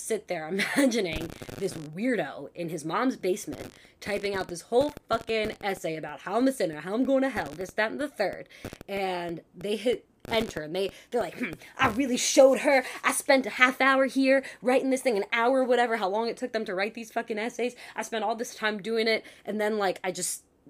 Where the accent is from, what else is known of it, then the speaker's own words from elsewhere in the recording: New York, United States; I'm from New York.